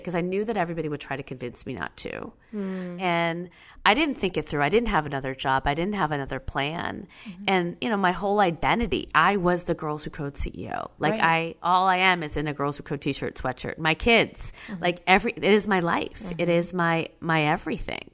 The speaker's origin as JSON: {"language": "English", "town": "Schaumburg", "region": "Illinois", "country": "United States", "tie": "born or raised there", "said": "I grew up in Schaumburg, Illinois, and the Midwest was not the place where you wanted to grow up brown"}